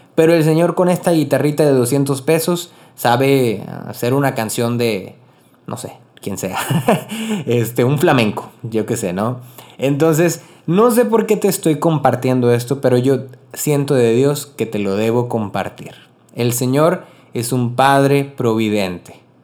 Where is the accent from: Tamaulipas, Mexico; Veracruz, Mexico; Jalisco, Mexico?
Tamaulipas, Mexico; Río Bravo; also born or lived in Corpus Christi / Monterrey / Rio Grande Valley, Texas; soy originario de Río Bravo, Tamaulipas, México. Vivo en la frontera